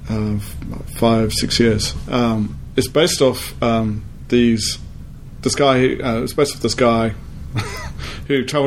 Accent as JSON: {"language": "English", "town": "Sydney", "region": "New South Wales", "country": "Australia", "tie": "born or raised there", "also_born_or_lived": "South Africa / Newcastle, Australia", "said": "I was born in South Africa, and then my family immigrated over here when I was 8. And then I lived in Sydney"}